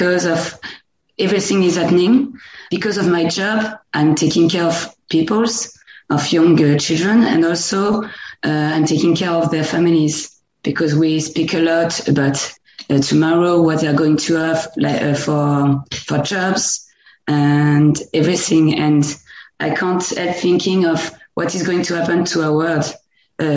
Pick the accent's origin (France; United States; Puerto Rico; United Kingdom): France; Normandy; English is a second language; moved away as an adult; now in near Paris, France; I don't come from Paris, actually. I come from Normandy, and that's a country place